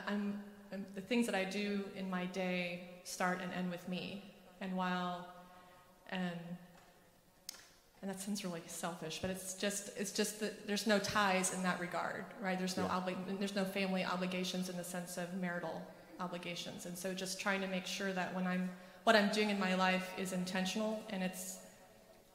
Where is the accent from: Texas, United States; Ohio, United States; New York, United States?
Texas, United States; also born or lived in Boston; now in St. Louis, United States; I grew up in also the great country of Texas